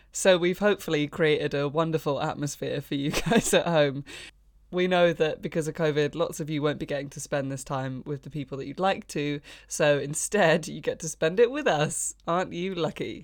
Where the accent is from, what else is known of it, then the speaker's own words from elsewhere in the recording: Brighton, South East England, United Kingdom; I grew up in Brighton